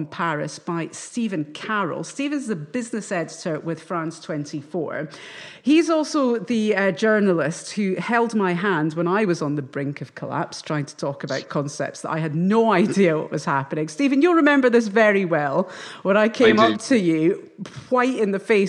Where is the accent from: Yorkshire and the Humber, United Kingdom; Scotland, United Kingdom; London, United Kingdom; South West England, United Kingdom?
Scotland, United Kingdom; I'm a Scottish journalist.